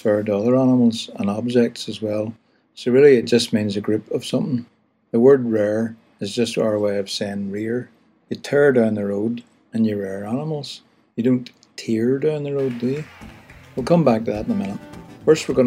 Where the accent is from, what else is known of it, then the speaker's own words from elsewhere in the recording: County Down, Northern Ireland, United Kingdom; moved away as an adult; now in Belfast, United Kingdom; I was born in County Down